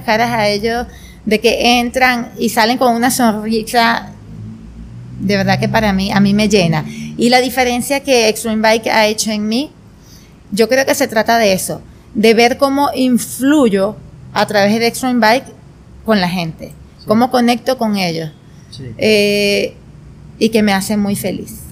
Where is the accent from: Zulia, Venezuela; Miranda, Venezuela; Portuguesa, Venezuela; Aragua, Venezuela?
Portuguesa, Venezuela; Turén; now in Guanare, Venezuela; yo nací en Turén, Estado portuguesa